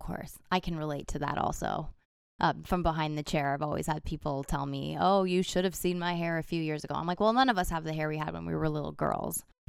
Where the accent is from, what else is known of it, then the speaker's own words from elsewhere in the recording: Toronto, Ontario, Canada; my hometown, Toronto, Canada